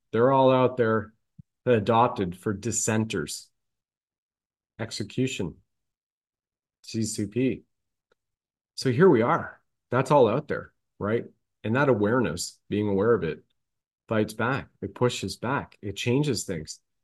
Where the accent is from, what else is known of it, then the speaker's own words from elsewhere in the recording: Ontario, Canada; I grew up in Canada in this lifetime, right? In Ontario.